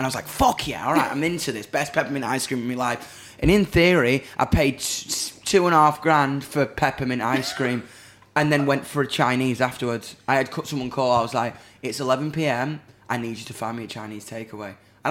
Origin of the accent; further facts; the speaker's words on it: Doncaster, Yorkshire and the Humber, United Kingdom; If you're into that shit, but I'm from Donny, man.